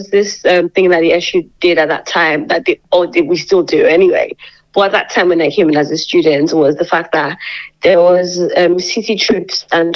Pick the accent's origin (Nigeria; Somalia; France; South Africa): Nigeria; Lagos; moved away as an adult; also born or lived in Obudu, Cross River, Nigeria; now in Lincoln, United Kingdom; I am from Nigeria. Precisely, I am, you know, an Obudu girl, but I grew up in Lagos, Nigeria.